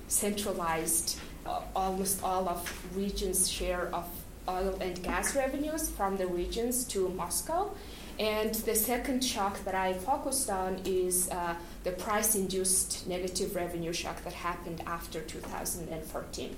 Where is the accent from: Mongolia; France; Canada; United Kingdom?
Mongolia; moved away; I am from Mongolia